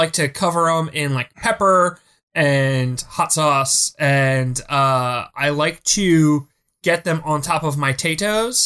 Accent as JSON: {"language": "English", "town": "Philadelphia", "region": "Pennsylvania", "country": "United States", "said": "As a Philadelphian"}